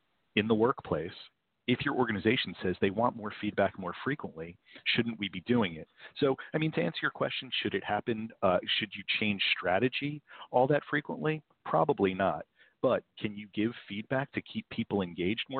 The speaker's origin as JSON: {"language": "English", "region": "New Jersey", "country": "United States", "said": "I'm from New Jersey"}